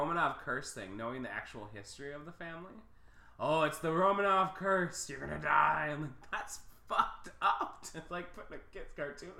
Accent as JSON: {"language": "English", "region": "Minnesota", "country": "United States", "moved": "yes", "said": "we are from the Midwest and Minnesota, and we can't really do the accent that well."}